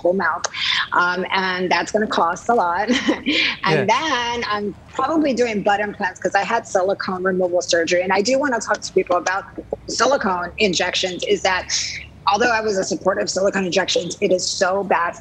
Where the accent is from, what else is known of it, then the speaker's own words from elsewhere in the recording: Jersey Shore, New Jersey, United States; now in Los Angeles, United States; I grew up in New Jersey by the Jersey Shore